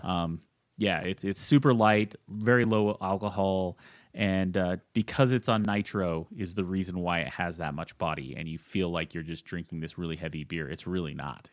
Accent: Utah, United States; now in Colorado, United States; I'm actually from Utah, the land of, uh, three two beer

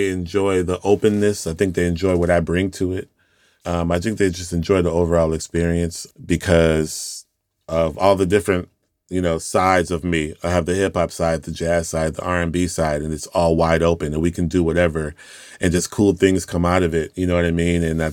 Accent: Houston, Texas, United States; I'm from Houston, Texas

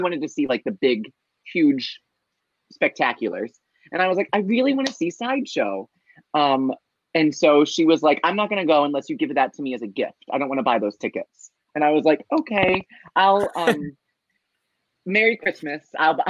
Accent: Ohio, United States; I'm from Ohio

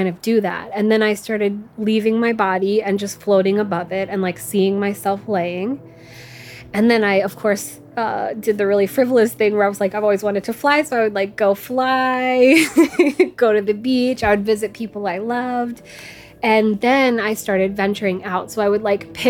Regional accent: Norfolk, Virginia, United States; I come from Norfolk, Virginia, which is like a military town

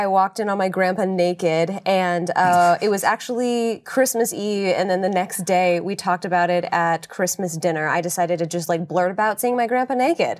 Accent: New York, United States; Since I'm Italian … I'm from New York.

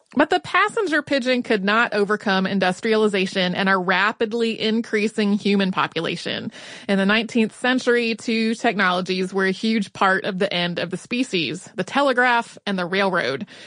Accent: North Carolina, United States; I grew up in North Carolina

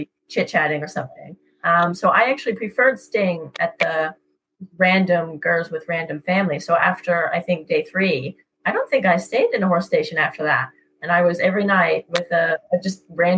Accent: California, United States; And I'm from California

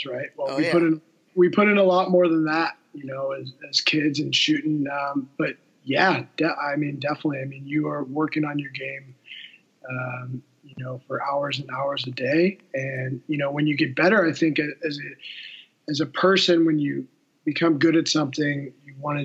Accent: St. Louis, Missouri, United States; moved away as an adult; also born or lived in Michigan; growing up in St. Louis, I always, you know, wanted to be like my dad and play for the Blues

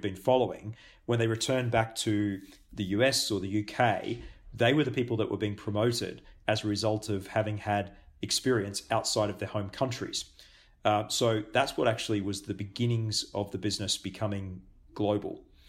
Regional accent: Australia; also born or lived in Singapore / Japan; now in New Zealand; I'm Australian born

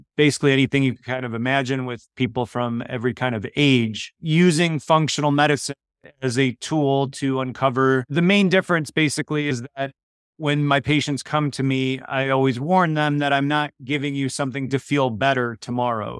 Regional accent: Chicago, Illinois, United States; first language Polish; English is a second language; I was born in Chicago, first generation, but I grew up speaking Polish before I learned English

